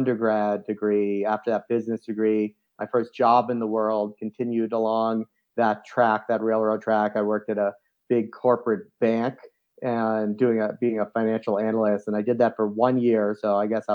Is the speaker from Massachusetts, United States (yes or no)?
yes; Boston, Massachusetts, United States; moved away as an adult; also born or lived in South Africa; now in Lyons, United States; I grew up on the east coast of the U.S.